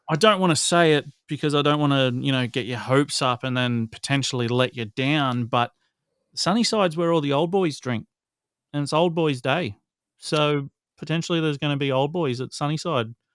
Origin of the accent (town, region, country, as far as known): Newcastle, New South Wales, Australia